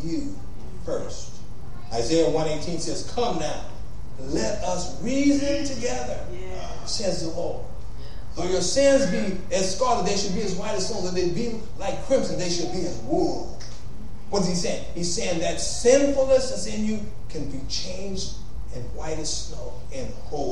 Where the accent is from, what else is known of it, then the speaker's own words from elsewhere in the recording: Compton, California, United States; also born or lived in Los Angeles / San Francisco; I was born in L.A. I was there 2 years, moved to Compton. I was there 18 years until I met my wife.